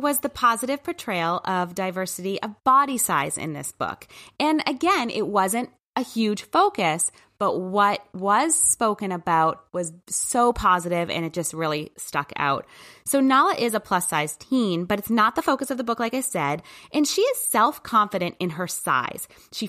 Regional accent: New Hampshire, United States; because I did not grow up in a city, and actually I grew up quite in New Hampshire in the, you know, the backwoods, I guess, with lots of acres between people

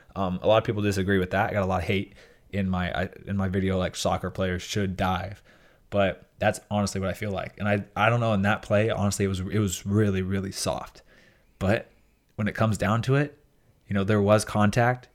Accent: United States; my deep, like, heart as an American

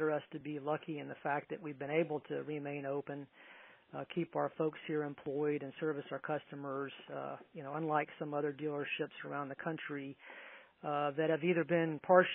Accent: Tampa, Florida, United States; moved away as an adult; now in Tallahassee, United States; I'm originally from the Tampa Bay area, born and raised in Tampa.

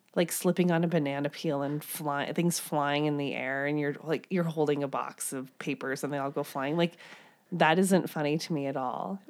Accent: Midwest, United States; I'm from the Midwest

